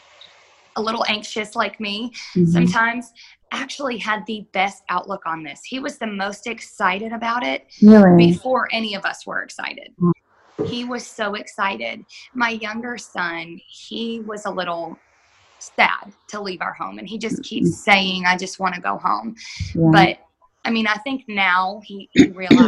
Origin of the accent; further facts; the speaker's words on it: Panama City, Florida, United States; moved away as an adult; now in Birmingham, United States; we're from Panama City and you know, we're here. We lost our house in a hurricane